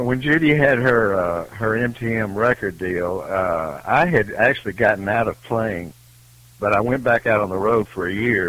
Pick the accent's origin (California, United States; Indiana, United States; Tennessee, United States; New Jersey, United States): Tennessee, United States; Memphis; moved away as an adult; now in Nashville, United States; Well, I'm originally from Memphis. I was born and raised there and lived there until we moved to Nashville in 1980.